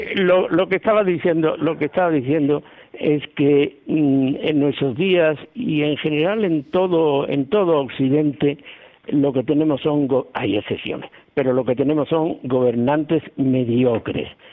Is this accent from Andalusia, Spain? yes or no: yes; Andalusia, Spain; yo siempre decía, lo primero, europeo, y después español, y después andaluz.